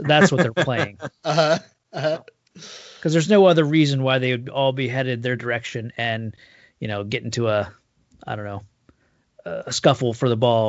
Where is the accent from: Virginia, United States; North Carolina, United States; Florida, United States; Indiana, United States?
Indiana, United States; Indianapolis